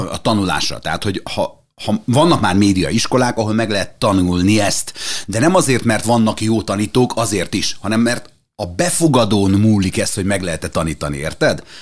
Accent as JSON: {"language": "Hungarian", "town": "Szekszárd", "region": "Tolna", "country": "Hungary", "tie": "born there", "said": "Én szexádi születésű vagyok, és, és volt egy ilyen én nem mi hívnám tájszólásnak, de mégis."}